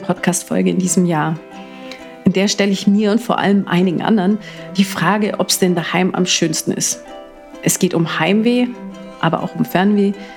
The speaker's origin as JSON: {"language": "German", "area": "Allgäu", "region": "Bavaria", "country": "Germany", "tie": "born or raised there", "moved": "as an adult", "lives_now": "Munich, Germany", "said": "Aufgewachsen bin ich in einem kleinen Häuschen im Allgäu, und aktuell lebe ich, wenn ich halt dann mal zu Hause bin, in einer kleinen Mietwohnung in München"}